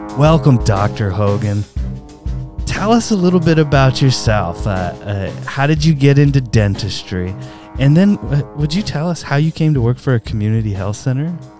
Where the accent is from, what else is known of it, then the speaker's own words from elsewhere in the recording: Upland, California, United States; I grew up in Upland